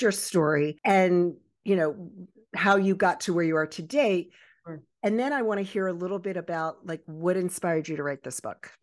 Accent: Baltimore and Annapolis area, Maryland, United States; also born or lived in Virginia Beach, Virginia; I was born in Virginia Beach and raised in the Baltimore and Annapolis

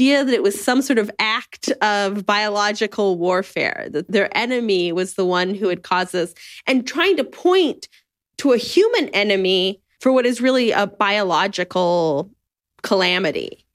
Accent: United States; my experience as an American

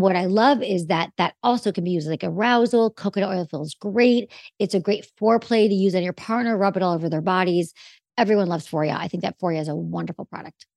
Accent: Michigan, United States; now in Los Angeles, United States; I'm from Michigan.

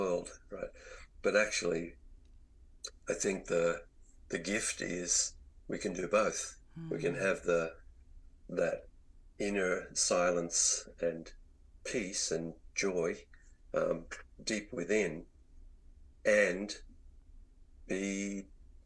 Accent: Australia; moved away as an adult; also born or lived in Virginia, United States; as an Australian, one thing I never experienced in my growing up was to be out in the woods in the snow

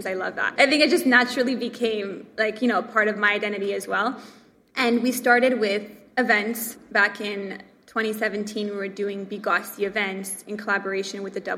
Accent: Montreal, Quebec, Canada; I grew up in Montreal

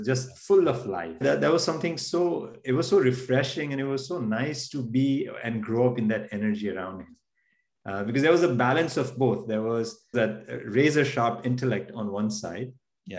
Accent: India; born or raised there; moved away as an adult; now in United States

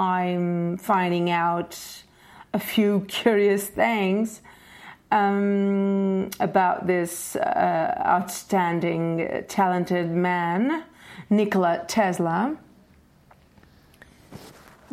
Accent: Portugal; I'm Portuguese

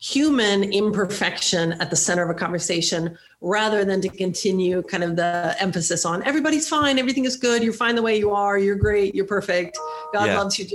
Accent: Sweden; now in United States; I grew up in Sweden. I'm a Swedish citizen. I have lived in the United States now for more than half of my life.

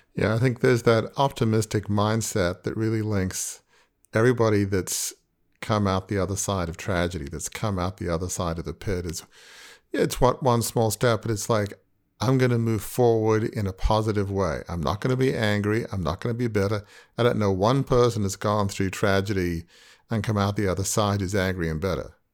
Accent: Australia; I'm from Australia

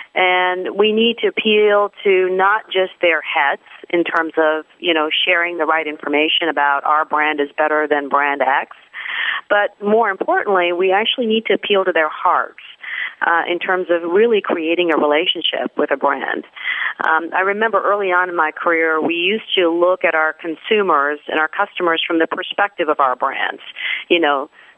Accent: Pakistan; moved away; I'm originally from Pakistan, but I would say that I'm really a citizen of the world. I've lived or worked in seven countries around the world across three different continents.

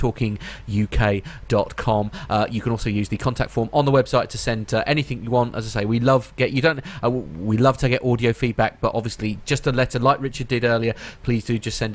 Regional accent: Norfolk, East of England, United Kingdom; accent: Norfolk; It's actually a Norfolk accent

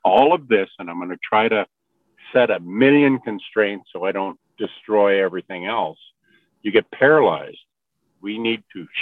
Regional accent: northwest British Columbia, Canada; I am from the Tel'tan people in northwest British Columbia. We live in the Skeen River area.

